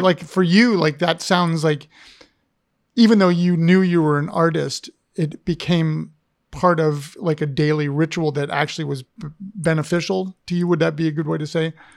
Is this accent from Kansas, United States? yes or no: no; Ohio, United States; now in Richmond, United States; I grew up in Ohio